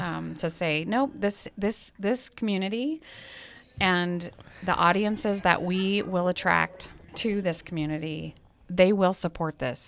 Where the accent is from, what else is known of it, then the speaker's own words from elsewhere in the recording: Missoula, Montana, United States; moved away as an adult; now in Great Falls, United States; I grew up in Missoula.